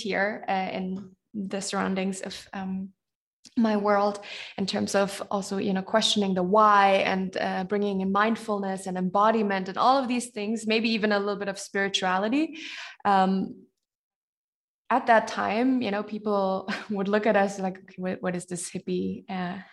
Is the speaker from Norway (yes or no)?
no; Germany; here where I grew up in and around Germany